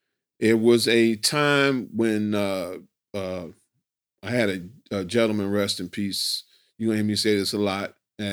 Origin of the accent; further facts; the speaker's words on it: Chicago, Illinois, United States; you just got to think about my neighborhood I grew up in. Yeah. I grew up in Brainerd Park.